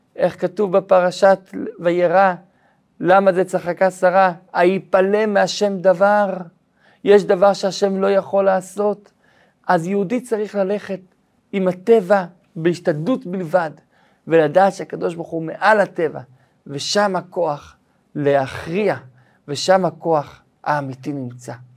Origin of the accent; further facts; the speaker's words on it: Israel; כשהייתי ילד בן שלוש, הזיכרון אולי הראשון שלי, זה הזיכרון של מלחמת המפרץ. זה הזיכרון הראשון שלי בחיי, את המסכות של הילדים, את הנסיעה בזמן המלחמה, מלחמת המפרץ שהייתה פה בארץ ישראל